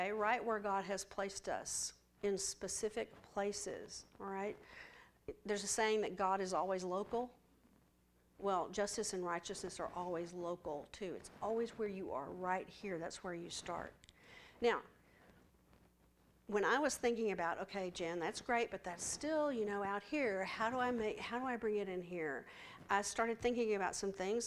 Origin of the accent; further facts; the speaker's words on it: West Texas, United States; I'm from West Texas